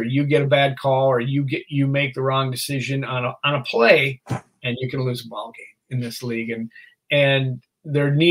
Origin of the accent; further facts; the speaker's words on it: Minnesota, United States; I'm from Minnesota